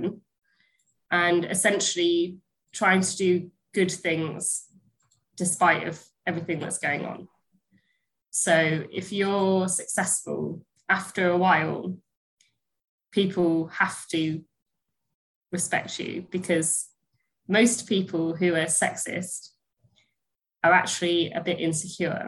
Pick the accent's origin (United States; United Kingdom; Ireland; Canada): United Kingdom; first language English; I'm British